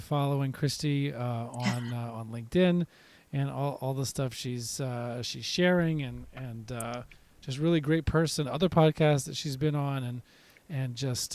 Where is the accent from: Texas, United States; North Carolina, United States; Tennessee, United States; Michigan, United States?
Tennessee, United States; Nashville; my hometown of Nashville